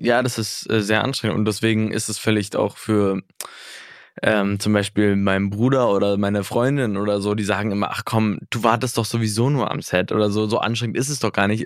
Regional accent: Berlin, Germany; Ist ja auch so ein bisschen meine Gegend, wo ich herkomme

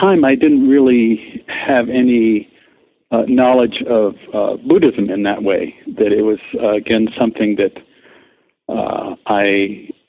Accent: Switzerland; moved away as an adult; also born or lived in Europe / Paris; I grew up in Europe and mostly Switzerland

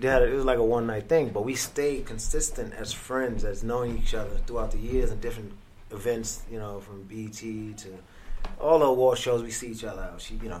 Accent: Brooklyn, New York, United States; So I'm a kid from Brooklyn that came up in the streets slinging crack and weed and selling guns

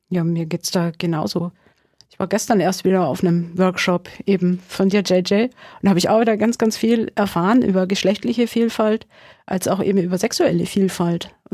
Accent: Bavaria, Germany; weil im August findet ein CSD sowohl in Amberg als auch in Sulzbach-Rosenberg statt, also in meiner alten Heimat.

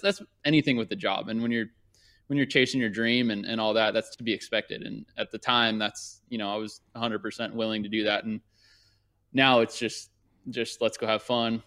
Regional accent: Thousand Oaks, California, United States; also born or lived in Newport Beach, California / Orange County, California; I grew up in Thousand Oaks

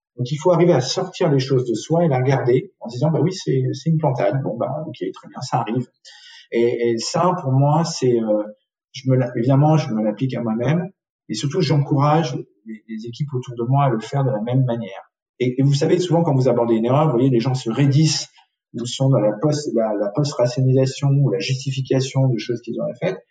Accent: south-west France, France; moved away; also born or lived in Tunisia / Paris; J'ai ensuite grandi euh, essentiellement dans le sud-ouest de la France.

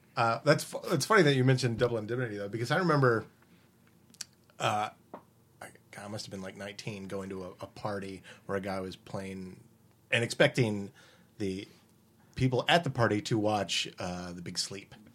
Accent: Winchester, Virginia, United States; moved away; also born or lived in Richmond, Virginia; I grew up in Winchester

